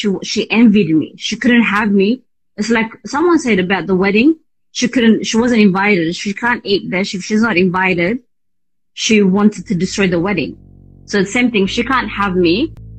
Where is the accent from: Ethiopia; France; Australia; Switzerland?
Ethiopia; Addis Ababa; English is a second language; also born or lived in Asmara, Eritrea; So I was born in Asmara. So my father brought us to Addis, me and my sister. So once we moved into Addis, this is a very, very long time ago.